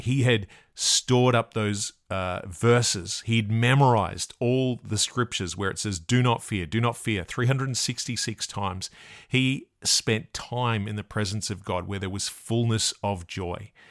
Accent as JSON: {"language": "English", "country": "Australia", "said": "I'm from Australia"}